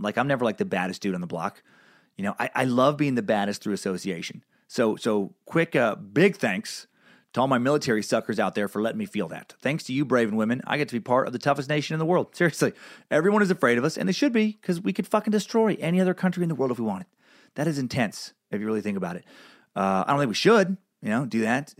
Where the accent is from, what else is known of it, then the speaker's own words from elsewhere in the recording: United States; as an American